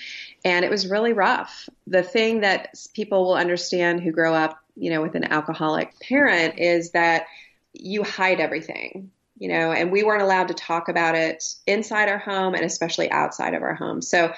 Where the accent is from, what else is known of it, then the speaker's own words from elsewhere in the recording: Ohio, United States; also born or lived in Oklahoma; I grew up in Ohio and Oklahoma, and everything looked really great on the outside.